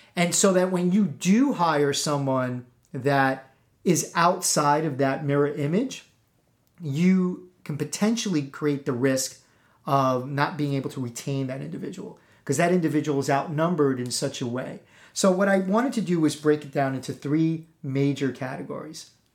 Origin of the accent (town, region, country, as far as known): East Coast, United States